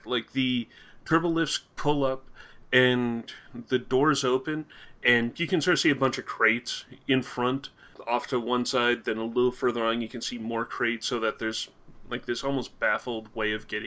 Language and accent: English; Canada; I'm Canadian